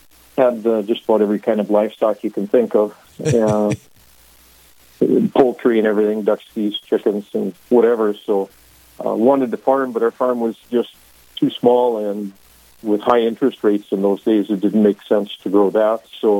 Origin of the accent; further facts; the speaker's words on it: Park River, North Dakota, United States; also born or lived in Finley, North Dakota; now in Jamestown, United States; I grew up in Park River, Grafton, Walsh County. Vestalville, St. Luke's was my home parish. Grew up there.